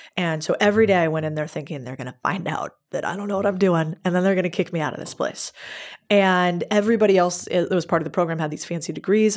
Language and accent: English; United States; I'm American